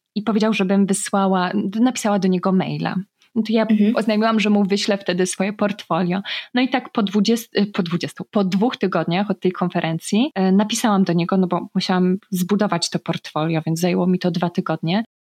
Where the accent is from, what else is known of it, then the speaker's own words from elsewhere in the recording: Poland; moved away as an adult; also born or lived in Faroe Islands; jestem z Polski